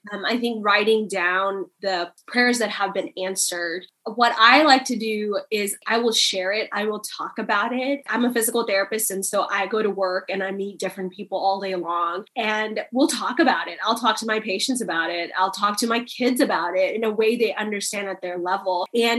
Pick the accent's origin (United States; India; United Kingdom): India; born there; You know, coming from an Indian culture, I was born in India. It's an Asian country where women are not seen as first-class citizens.